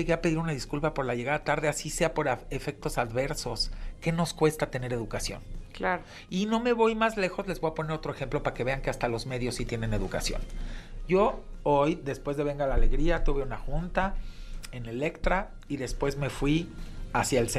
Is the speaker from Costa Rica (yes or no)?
no; Mexico; como mexicano, tu partido es México.